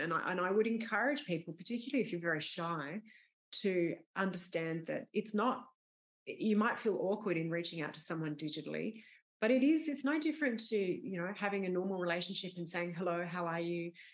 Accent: Sydney, New South Wales, Australia; I grew up in Sydney

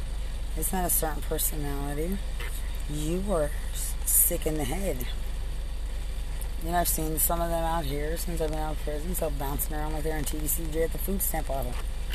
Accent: Texas, United States; And I'm from Lubbock County.

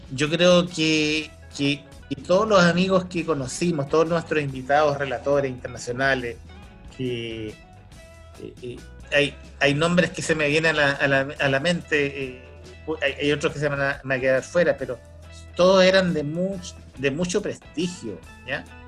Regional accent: Chile; accent: Chilean; tenemos un acento los chilenos, tenemos un acento propio nuestro, yo tengo ese acento

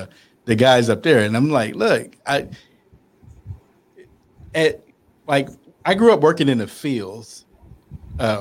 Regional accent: North Carolina, United States; I'm from North Carolina. We had 100 degrees with 150% humidity when I was a kid.

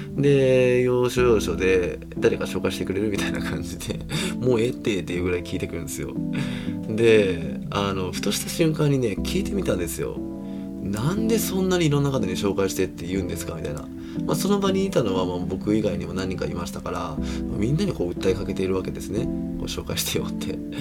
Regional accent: Kobe, Hyogo, Japan; 僕もあの 神戸出身なので

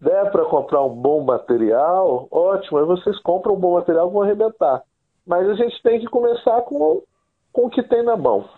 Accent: Guarapari, Espírito Santo, Brazil; Eu sou capixaba, sou aqui do Espírito Santo, de uma cidade chamada Guarapari. Cresci aqui numa aldeia de pescadores chamada Perocão

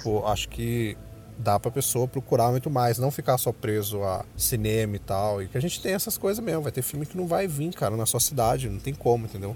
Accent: Brazil; somos nós, brasileiros

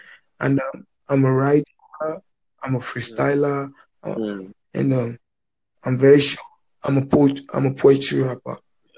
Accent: Nigeria; I grew up in Nigeria, so I actually know what it's like to grow up in Nigeria and to be a Nigerian.

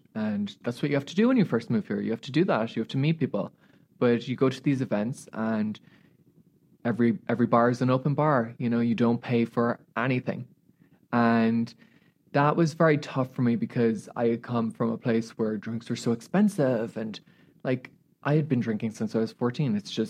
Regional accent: Australia; as you know, being Australian, like Americans are not very like that.

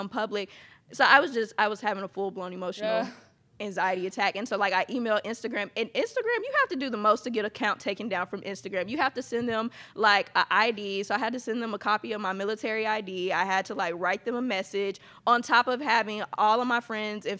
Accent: Atlanta, Georgia, United States; now in Texas, United States; I'm actually from Atlanta, Georgia, but I do live here in Texas.

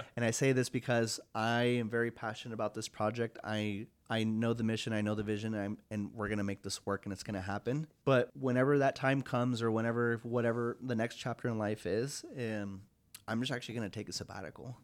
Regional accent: Longview, Washington, United States; now in Spokane, United States; my hometown itself, Long View, Washington

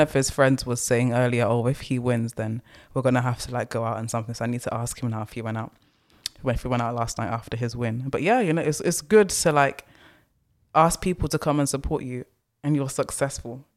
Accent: London, United Kingdom; also born or lived in Essex; I grew up in the East End slash Essex area, so I'm used to those accents

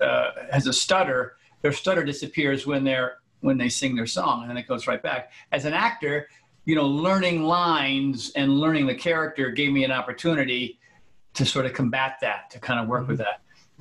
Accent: New England, United States; also born or lived in Connecticut / Rhode Island; All over the place, Army brat, but New England, Connecticut, Rhode Island, depending, but all over the country.

